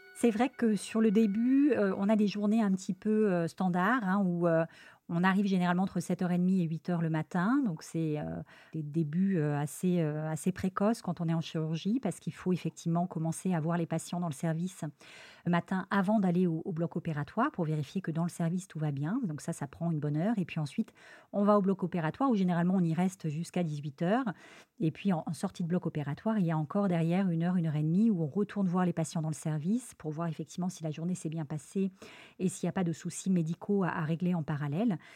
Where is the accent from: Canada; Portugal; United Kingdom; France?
France; Lyon, Auvergne-Rhône-Alpes; moved away as an adult; also born or lived in Paris; now in Marseille, France; je suis originaire de la ville de Lyon